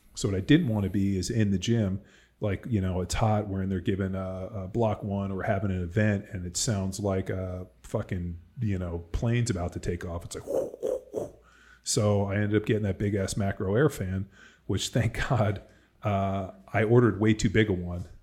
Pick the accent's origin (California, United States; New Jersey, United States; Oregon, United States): California, United States; moved away as an adult; now in Texas, United States; I'm from California